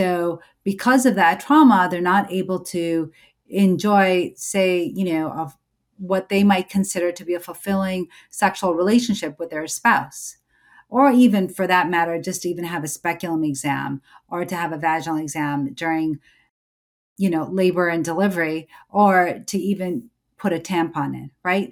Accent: United States; I'm an American born certified O B G Y N, a mom, a Muslim

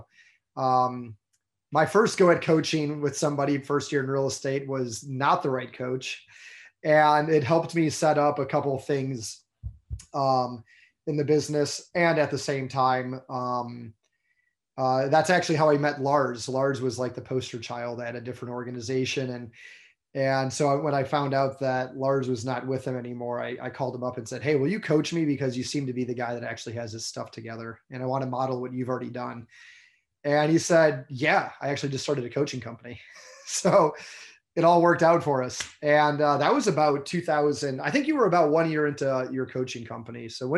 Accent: Michigan, United States; moved away as an adult; now in Charleston, United States; I grew up in Michigan

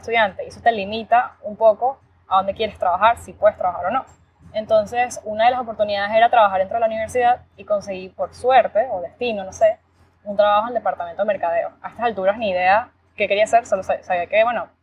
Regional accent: Valencia, Carabobo, Venezuela; moved away as an adult; also born or lived in Miami, United States; now in United States; soy venezolana, vivo en Estados Unidos desde el 2016. Bueno, como muchos, estudié, crecí en Venezuela, 100% venezolana

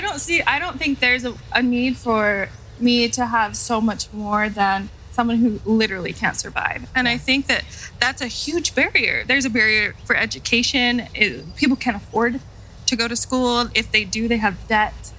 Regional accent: Utah, United States; I was born and raised in Utah

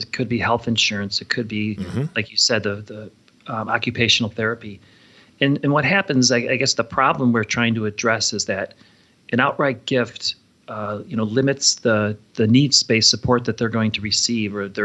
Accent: Chicago, Illinois, United States; now in Valparaiso, United States; I grew up in Chicago

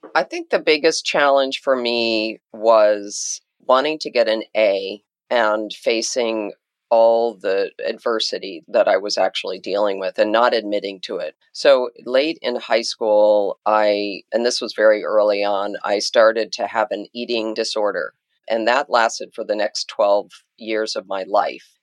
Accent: Jackson, Wyoming, United States; now in Washington, D.C., United States; I grew up in a place called Jackson Hole, Wyoming

